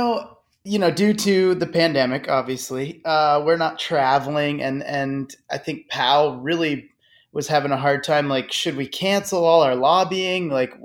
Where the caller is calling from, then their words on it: Burlington, Vermont, United States; I am calling in from Burlington, Vermont. I'm doing great. We got some sunshine, which is a kind of hard to find sometimes here in Vermont.